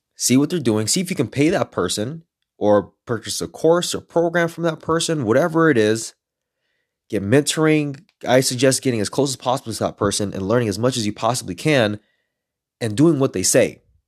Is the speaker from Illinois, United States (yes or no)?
no; Los Angeles, California, United States; I'm a third Mexican and I grew up in East L